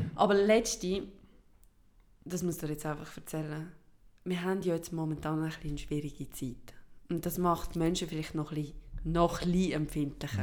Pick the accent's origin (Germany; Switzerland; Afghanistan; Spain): Switzerland; first language Swiss German